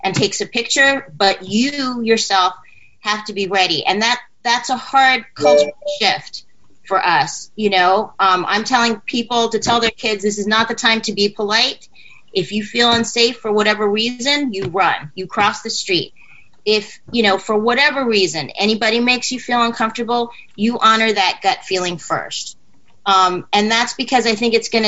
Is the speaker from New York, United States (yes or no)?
yes; New York City, New York, United States; I grew up in New York City. I went to high school here.